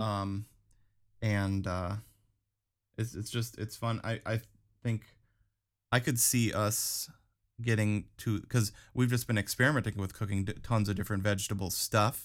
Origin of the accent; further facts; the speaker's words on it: Wisconsin, United States; growing up in Wisconsin